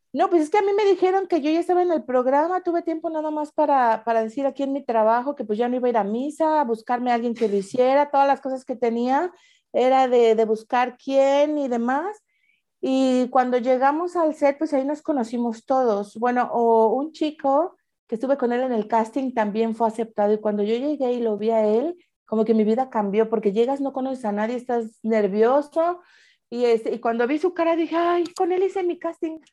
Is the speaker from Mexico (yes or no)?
yes; Mexico; moved away as an adult; now in Switzerland